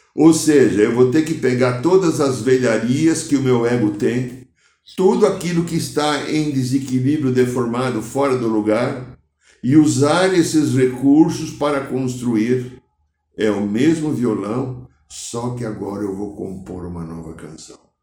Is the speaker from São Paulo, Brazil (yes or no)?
yes; São Paulo, Brazil; moved away; Sou paulistano